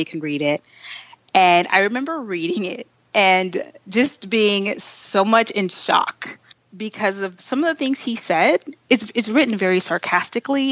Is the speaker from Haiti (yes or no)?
yes; Haiti; moved away; I was born in Haiti